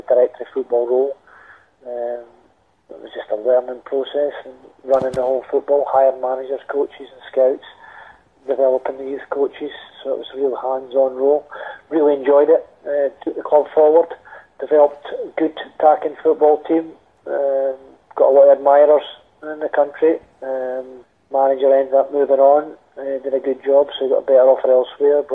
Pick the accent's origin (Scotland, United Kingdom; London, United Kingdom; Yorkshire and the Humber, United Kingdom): Scotland, United Kingdom; moved away as an adult; I came back to Scotland.